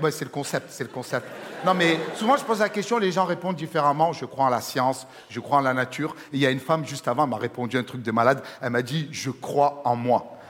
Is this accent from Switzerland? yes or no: no; Marseille, Provence-Alpes-Côte d'Azur, France; je suis Marseillais, ça s'entend